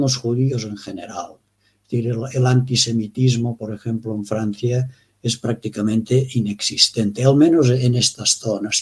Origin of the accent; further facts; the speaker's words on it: Pre-Pyrenees, Baix Pallars area, Catalonia, Spain; nací exactamente en el Pre-Pirineo, que llamamos nosotros, mm. en la zona de, de Cataluña y Huesca